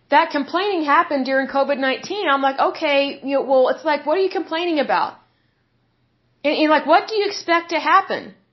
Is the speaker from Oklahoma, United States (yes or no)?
yes; Oklahoma, United States; obviously I'm from Oklahoma